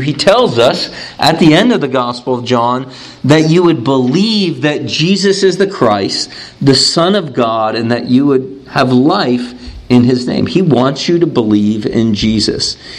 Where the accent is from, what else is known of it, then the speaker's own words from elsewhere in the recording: Youngstown, Ohio, United States; I'm from Youngstown, Ohio